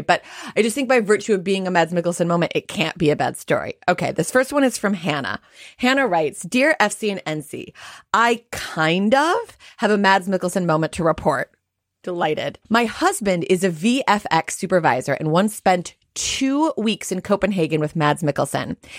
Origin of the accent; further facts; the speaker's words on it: United States; I'm Jewish and I'm American.